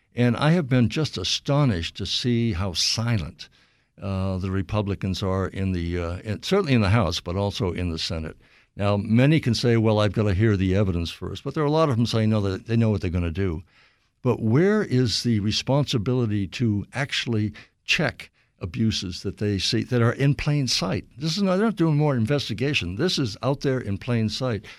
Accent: Bangor, Maine, United States; moved away; where I grew up in Bangor

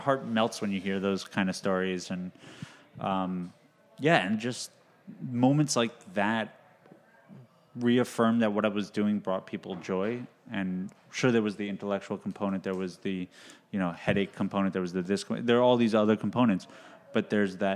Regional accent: New York City, New York, United States; also born or lived in Boston

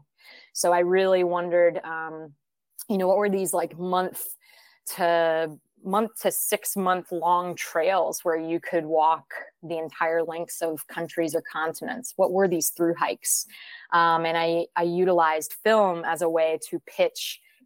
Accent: Seattle, Washington, United States; moved away as an adult; also born or lived in Gainesville, Florida; the most formulative years for me were in Seattle, Washington. So when I say I'm from Seattle, it was about 13 years there that I was in Seattle before college

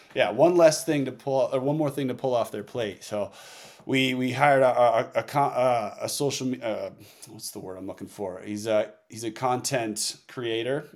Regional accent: Northeast, United States; moved away; also born or lived in Oregon; I came from the Northeast where the winter sports were everything

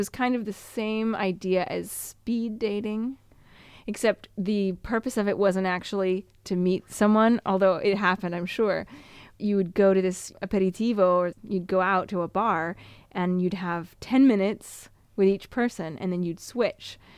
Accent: United States; moved away as an adult; also born or lived in Canada / Montreal; now in Italy; as an American

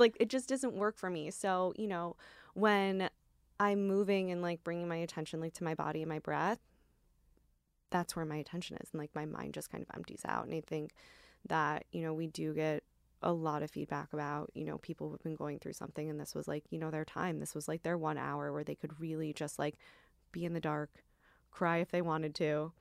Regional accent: Midwest, United States; also born or lived in Michigan; now in New York, United States; I grew up in the Midwest

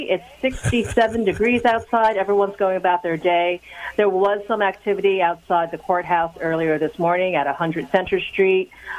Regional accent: New York City, New York, United States; I am a born and raised New Yorker. I'm from Queens, New York.

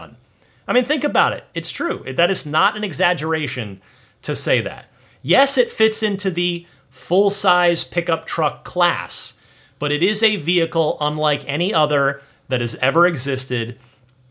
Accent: New Jersey, United States; Creamridge, New Jersey, my home state

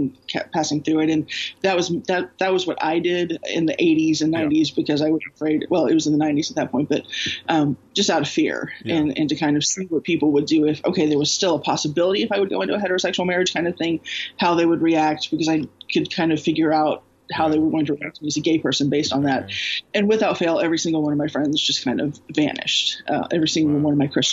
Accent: Houston, Texas, United States; I grew up in Houston, Southern Baptist

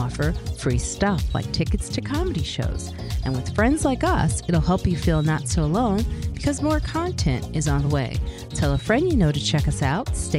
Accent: Chicago, Illinois, United States; we're both from Chicago

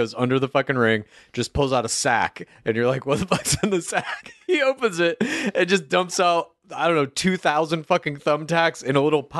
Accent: Dallas, Texas, United States; I grew up in the Source, Dallas, Texas, suburbs thereof.

